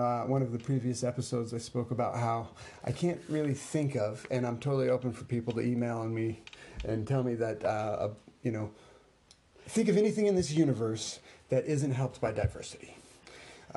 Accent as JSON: {"language": "English", "region": "New Mexico", "country": "United States", "tie": "born or raised there", "moved": "yes", "said": "I was born on the Navajo Reservation out in New Mexico, you know, I grew up as the only white guy in a whole bunch of brown people"}